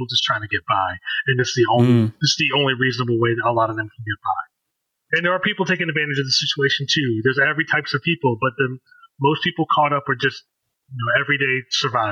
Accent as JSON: {"language": "English", "area": "D.C. metro area", "region": "Maryland", "country": "United States", "tie": "born or raised there", "said": "I'm an Indian American, how have I had to speak white at times in my life and speak black at times in my life growing up in the D.C. metro area"}